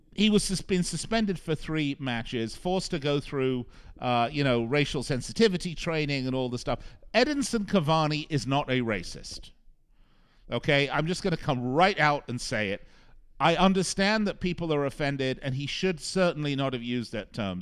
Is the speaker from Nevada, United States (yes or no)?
yes; Las Vegas, Nevada, United States; my hometown of Las Vegas